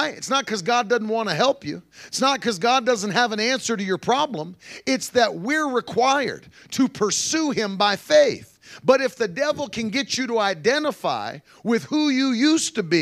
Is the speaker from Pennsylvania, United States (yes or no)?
yes; Pennsylvania, United States; also born or lived in West Virginia; You know, I grew up near Amish country out in Pennsylvania and West Virginia, and you'd see that all the time.